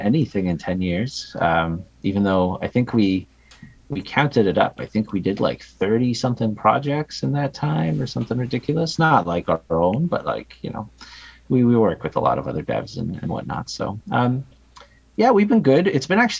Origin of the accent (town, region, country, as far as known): Canada